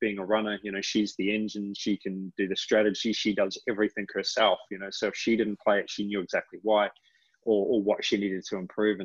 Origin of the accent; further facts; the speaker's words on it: New Zealand; now in United States; I'm from New Zealand.